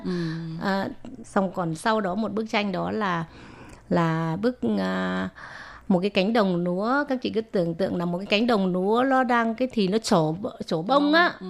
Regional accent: Vietnam; now in Taiwan; mình là người Việt Nam

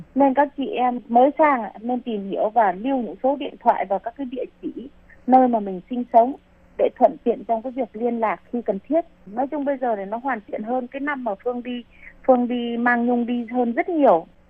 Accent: Vietnam; moved away as an adult; now in Taiwan; chị em Việt Nam mình sang đây lấy chồng hoặc là đi làm

